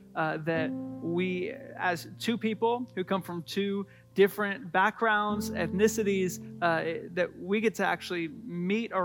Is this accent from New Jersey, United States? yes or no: no; Washington, United States; moved away; We're from Washington State